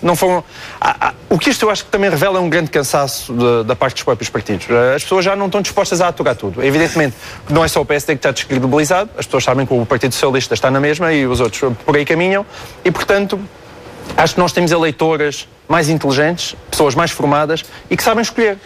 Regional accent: Portalegre, Alentejo, Portugal; por ser a minha terra

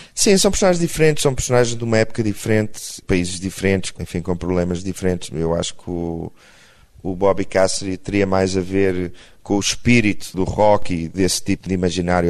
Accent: Portugal; eu sou português

